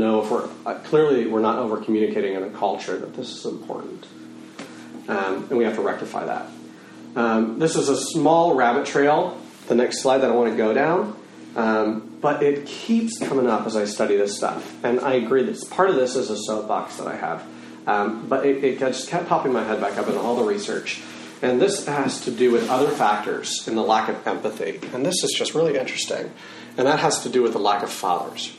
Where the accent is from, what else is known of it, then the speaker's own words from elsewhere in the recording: Texas, United States; I'm a Texan